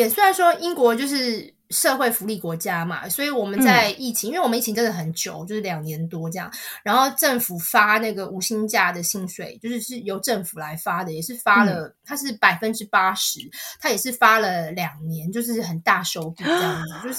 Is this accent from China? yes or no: no; Taiwan; 那这个一开始我也当然一开始就是有点文化冲击，因为我们小时候在台湾。